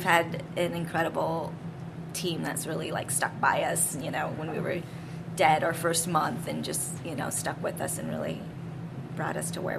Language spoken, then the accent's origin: English; Ubon, Ubon Ratchathani, Thailand; born there; I was born in Ubon, which is northeast near the Lao border.